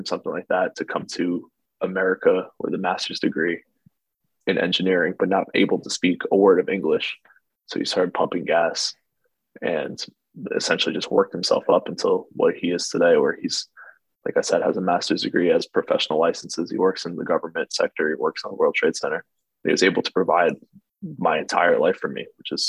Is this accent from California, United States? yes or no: no; New Jersey, United States; we grew up in New Jersey, so we're stuck here our whole lives